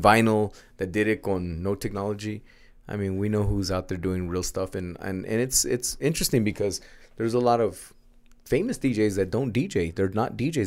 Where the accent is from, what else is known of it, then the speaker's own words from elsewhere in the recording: United States; first language Spanish; English is a second language; a young teenage American D J